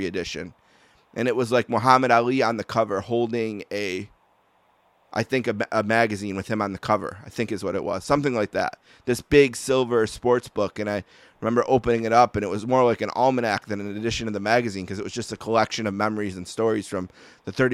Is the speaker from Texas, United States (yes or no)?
no; Buffalo, New York, United States; accent: Buffalo; my accent. Everyone from Buffalo, you know, says